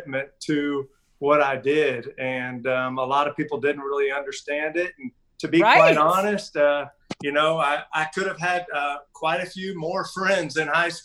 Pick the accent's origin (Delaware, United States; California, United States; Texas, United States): Texas, United States; Houston; born and grew up there in the Champion Forest area and then moved over to Spring Creek Oaks as I got a little older there just in the heart of spring.